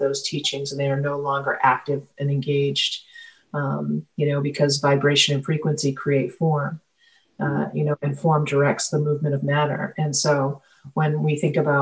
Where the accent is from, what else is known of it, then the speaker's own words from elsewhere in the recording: Penobscot Nation, Maine, United States; I'm from the Penobscot Nation